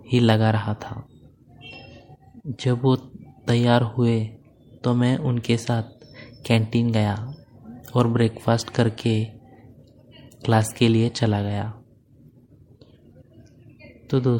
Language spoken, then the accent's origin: Hindi; Pune, Maharashtra, India; मैं पूना महाराष्ट्र का रहने वाला हूँ और मेरी उम्र 19 साल है